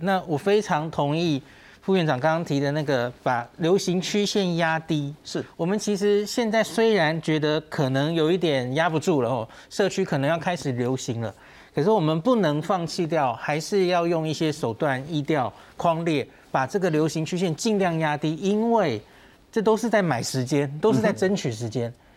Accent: Taiwan; 我们台湾人

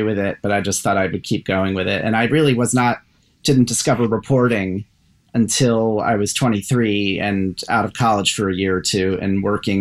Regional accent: Columbia, Maryland, United States; also born or lived in Baltimore, Maryland; My whole family's from Baltimore. And I, as a kid, I moved out to the burbs. So I'm from Columbia, Maryland, between Baltimore and Washington.

